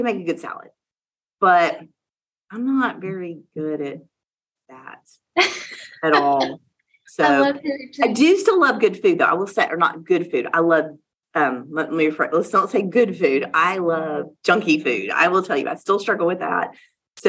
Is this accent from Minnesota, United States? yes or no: no; Louisiana, United States; moved away; also born or lived in Oklahoma City; I am from the South. I am from Louisiana